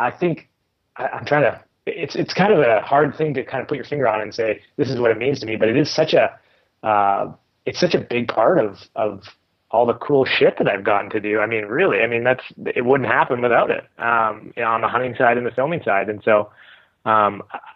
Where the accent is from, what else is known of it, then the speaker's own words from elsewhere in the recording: Canada; being a Canadian and living in Canada